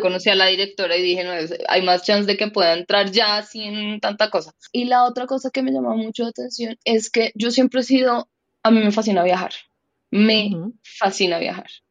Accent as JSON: {"language": "Spanish", "country": "Colombia", "said": "una mujer colombiana de 35 años"}